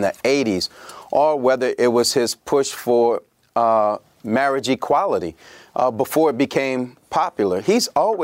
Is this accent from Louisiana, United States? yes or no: yes; Louisiana, United States; my home state of Louisiana